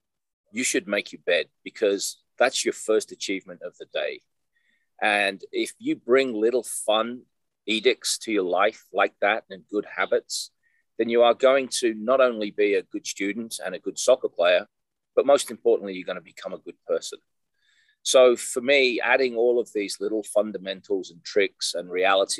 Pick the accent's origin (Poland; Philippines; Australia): Australia; also born or lived in England; now in Iowa, United States; We emigrated to Australia in 1975. I was almost 10-year-old